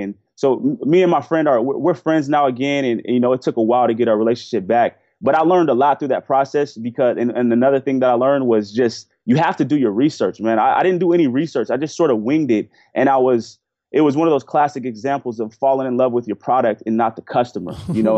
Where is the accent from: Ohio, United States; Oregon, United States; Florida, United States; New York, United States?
Oregon, United States; Portland; I grew up in Portland, Oregon